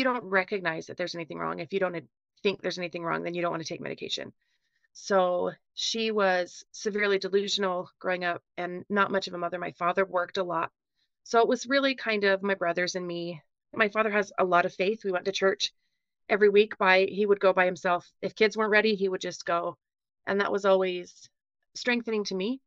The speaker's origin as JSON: {"language": "English", "town": "West Valley City", "region": "Utah", "country": "United States", "tie": "born or raised there", "also_born_or_lived": "Logan, Utah / Iowa", "said": "I grew up in West Valley. That's in Utah"}